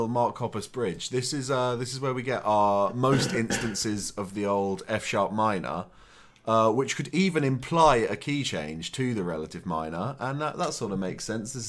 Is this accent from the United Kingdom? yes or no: yes; near Suffolk, East of England, United Kingdom; I'm almost from Suffolk.